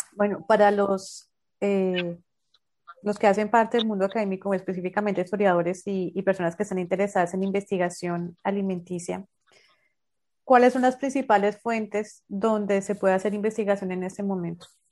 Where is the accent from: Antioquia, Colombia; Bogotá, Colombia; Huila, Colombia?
Bogotá, Colombia; also born or lived in Santander; now in Barranquilla, Colombia; yo soy bogotana, después vivo en Santander